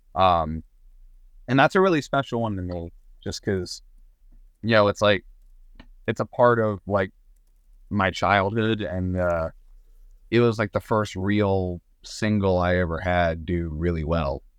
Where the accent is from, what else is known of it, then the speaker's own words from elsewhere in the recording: Southern Maryland, United States; also born or lived in Nashville; we're both from Southern Maryland